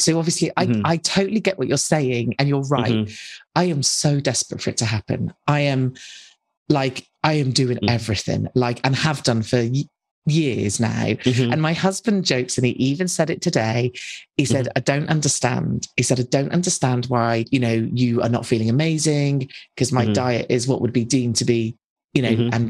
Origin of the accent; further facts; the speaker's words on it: United Kingdom; some crazy British woman